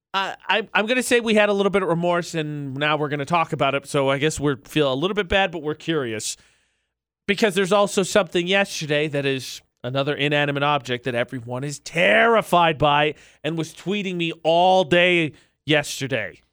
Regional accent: Midwest, United States; I'm from the Midwest.

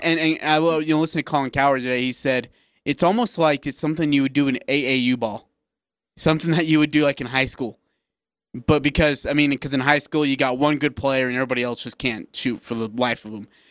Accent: India; moved away; I'm from India

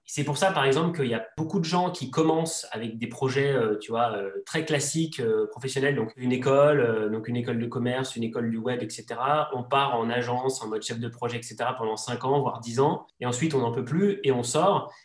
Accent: Savoie, Auvergne-Rhône-Alpes, France; de ma région natale, qui est la, la Savoie

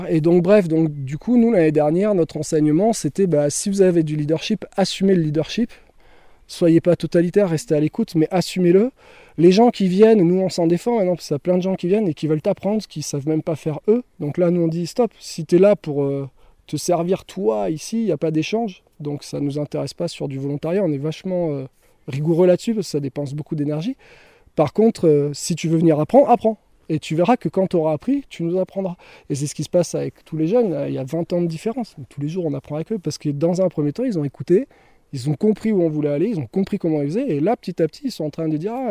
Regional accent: the Alps, France; Nous, on vient des Alpes, on a 20 ans d'expérience en nature et les Alpes, franchement, quand tu sors des Alpes, je pense que t'es pas un débutant.

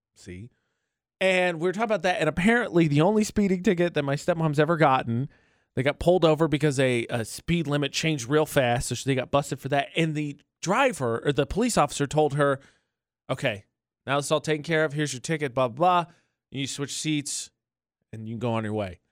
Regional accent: Northern Indiana, United States; moved away; I'm from Northern Indiana.

